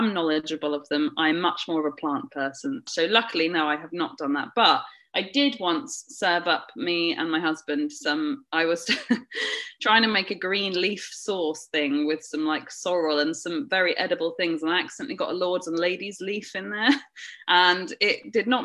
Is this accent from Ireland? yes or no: no; the south of England, United Kingdom; accent: southern; As you can tell from my accent, I am very southern